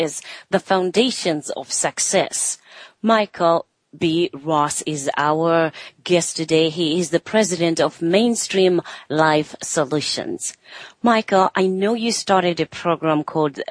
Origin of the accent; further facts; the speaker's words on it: Zimbabwe; growing up in Zimbabwe